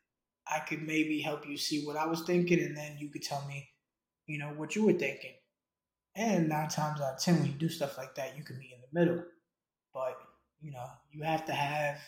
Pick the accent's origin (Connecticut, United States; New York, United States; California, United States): New York, United States; I grew up in New York